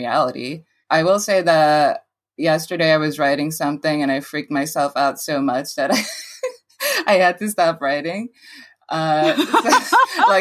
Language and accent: English; Jersey City, New Jersey, United States; also born or lived in The Bronx, New York; I'm from the Bronx and from Jersey City.